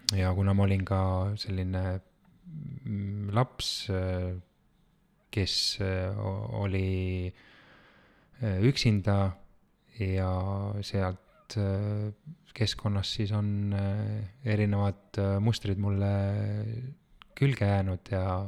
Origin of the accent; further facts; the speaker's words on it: Tallinn, Harju County, Estonia; ma olen pärit äh, Tallinnast